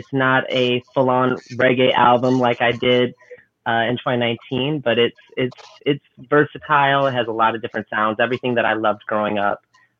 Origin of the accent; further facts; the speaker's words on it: Evanston, Illinois, United States; now in Chicago, United States; But I'm a North Shore baby. I mean, I was born in Evanston. You know, was raised in the burbs.